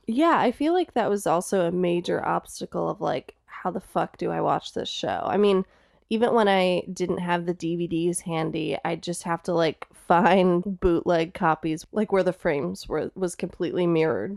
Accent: Streamwood, Illinois, United States; I actually grew up in Streamwood.

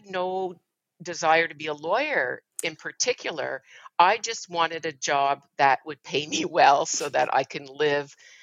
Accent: Montreal, Quebec, Canada; I grew up in Montreal, Canada. Raised there most of my life by my mother.

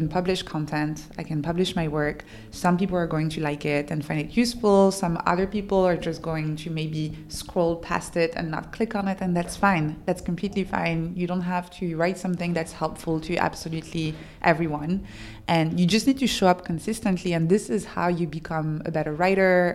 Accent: France; English is a second language; I'm French

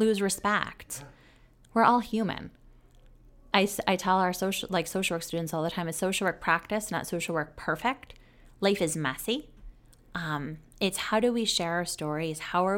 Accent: New York, United States; I will say I'm disappointed going from New York, coming to the South. The South doesn't have as good of ice cream as New York does.

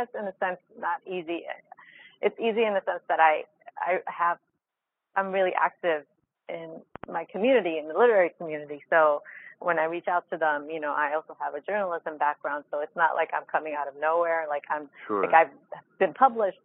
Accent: New York City, New York, United States; moved away; I'm coming from the Bronx, and then I come out here

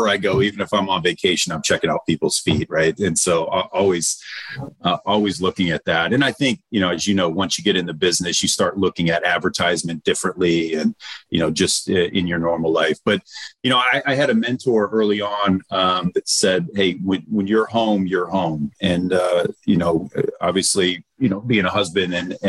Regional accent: Detroit, Michigan, United States; moved away; I'm from Motown. So I grew up with, you know, Motown music

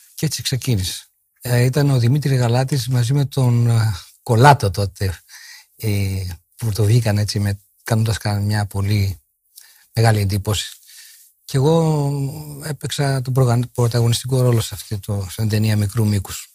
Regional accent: Kalamaria, Central Macedonia, Greece; Εγώ γεννήθηκα στην Καλαμαριά 7 Μαΐου 1940

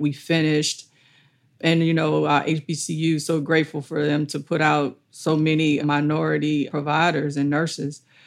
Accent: Allendale Plantation, West Baton Rouge Parish, Louisiana, United States; also born or lived in Plaquemine, Louisiana; I grew up on Allendale Plantation as a child with my maternal grandparents and my mom

